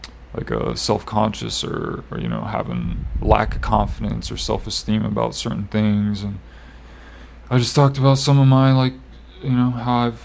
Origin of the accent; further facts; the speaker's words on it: Iowa, United States; moved away; I was from Iowa